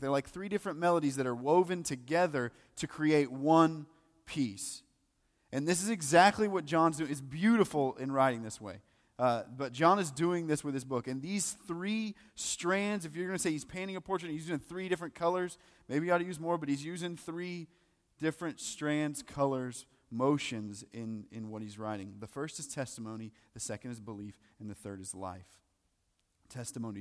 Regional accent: the South, United States; you go to church, for sure, 'cause we're from the South

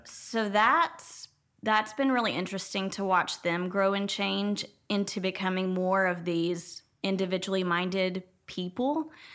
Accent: Jefferson, Texas, United States; I grew up in Jefferson, so it was a small town of about three thousand people

